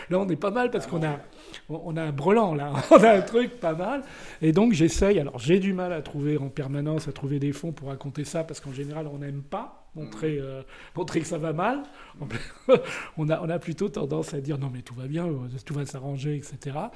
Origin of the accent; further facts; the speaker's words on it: Nice, Provence-Alpes-Côte d'Azur, France; Moi je venais de Nice, hein, j'étais un Blé 2, hein.